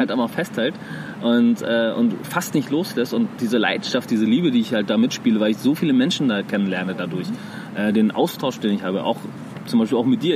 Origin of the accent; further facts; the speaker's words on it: Iran; now in Germany; ich komme ja aus dem Iran und im Iran bei uns